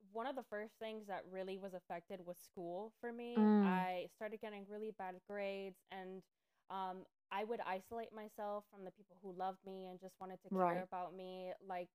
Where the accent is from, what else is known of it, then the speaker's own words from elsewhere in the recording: Miami, Florida, United States; here about a year ago in the middle of a pandemic to get away from the bubble that is Miami, because I came from Miami